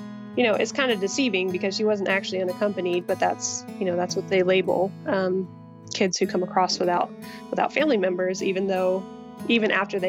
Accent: upstate New York, United States; Yeah, I grew up in upstate New York. My mom is Italian, and so I grew up around my extended Italian family.

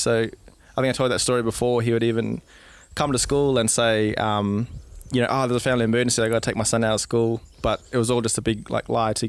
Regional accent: Broome, Western Australia, Australia; I'm from Broome. My family comes from there. My mum is from Perth. She's Noongar. … which is one of the big families there.

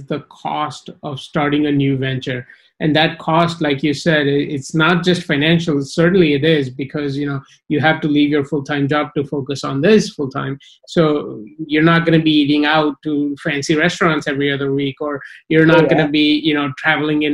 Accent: Gujarat, India; I'm from Gujarat

